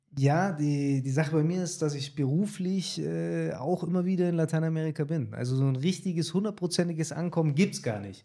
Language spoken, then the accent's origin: German; Germany; also born or lived in Latin America; wir Deutschen